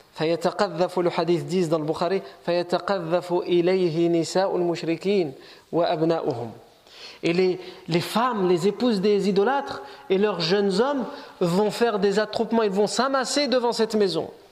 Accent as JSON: {"language": "French", "country": "France", "said": "on est né ici, on est français, on est chez nous"}